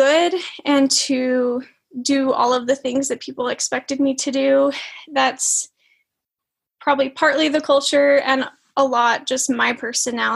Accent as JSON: {"language": "English", "town": "Springville", "region": "Utah", "country": "United States", "tie": "born or raised there", "moved": "as an adult", "lives_now": "Idaho Falls, United States", "said": "I grew up in Springville, Utah, which is just right next to Provo"}